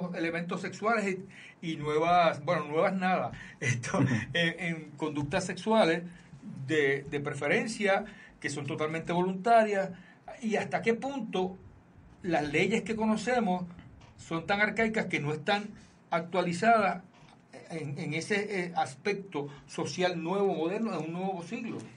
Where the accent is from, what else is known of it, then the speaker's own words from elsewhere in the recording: Aguadilla, Puerto Rico; desde Aguadilla, Puerto Rico, que es mi pueblo